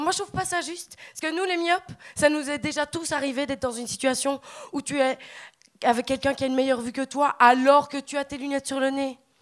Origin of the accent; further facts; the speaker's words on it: Belgium; accent: Belgian; also born or lived in Liège; now in Montreal, Canada; quand t'es belge à Montréal, c'est que souvent les Québécois ils font pas la distinction entre l'accent belge et l'accent français. Ils pensent qu'on est français